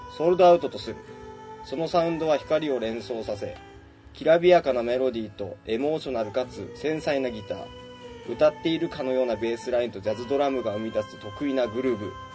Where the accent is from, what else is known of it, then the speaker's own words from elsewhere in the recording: Yamagata, Japan; now in Tokyo, Japan; 俺ら、あの、山形県出身なんですけど